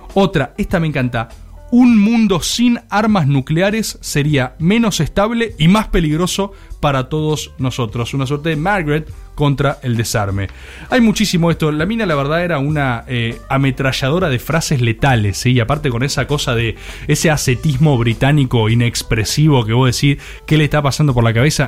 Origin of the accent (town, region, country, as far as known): Argentina